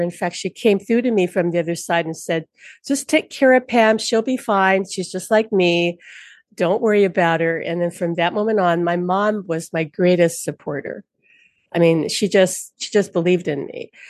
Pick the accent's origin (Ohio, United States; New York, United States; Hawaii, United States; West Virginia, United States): Hawaii, United States; Honolulu; from Honolulu, born and raised in Hawaii on Oahu.